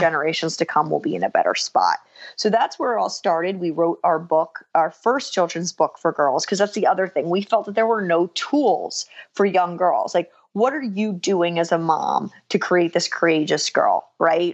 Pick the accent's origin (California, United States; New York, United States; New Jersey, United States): New Jersey, United States; I actually am born and raised in New Jersey as well.